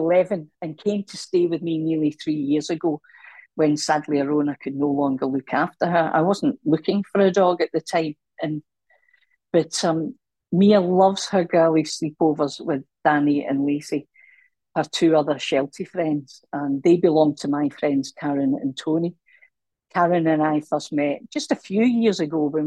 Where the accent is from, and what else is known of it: Scotland, United Kingdom